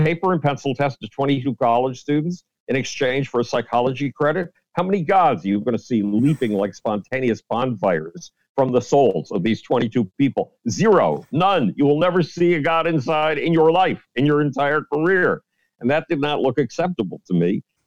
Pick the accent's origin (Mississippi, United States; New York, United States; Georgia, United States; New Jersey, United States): New York, United States; Buffalo; the University of Buffalo, my hometown university